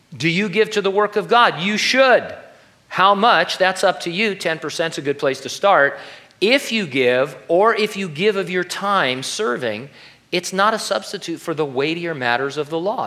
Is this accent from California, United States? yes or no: yes; California, United States; I was the kid from California